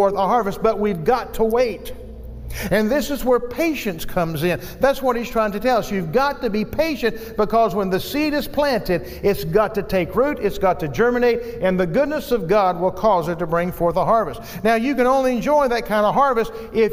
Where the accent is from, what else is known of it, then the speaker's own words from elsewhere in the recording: Virginia, United States; moved away; my hometown today of Virginia